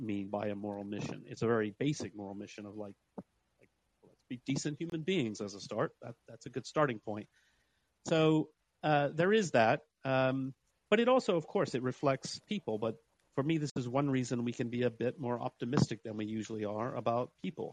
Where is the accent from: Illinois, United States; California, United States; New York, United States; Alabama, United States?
Alabama, United States; moved away as an adult; also born or lived in Huntsville, Alabama; now in London, United Kingdom; I grew up in Alabama and I live in London